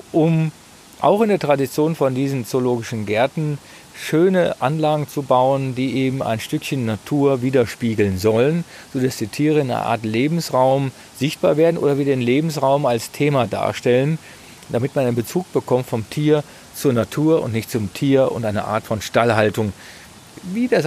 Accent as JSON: {"language": "German", "region": "Berlin", "country": "Germany", "said": "das ist ja auch eine Wissenslücke als Berliner"}